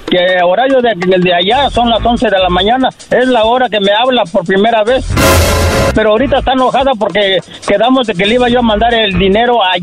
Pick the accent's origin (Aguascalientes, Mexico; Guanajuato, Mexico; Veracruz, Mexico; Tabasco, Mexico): Tabasco, Mexico; Del estado de Tabasco.